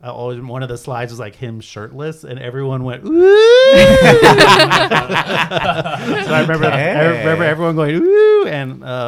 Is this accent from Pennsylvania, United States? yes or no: no; San Jose, California, United States; my hometown, San Jose, California.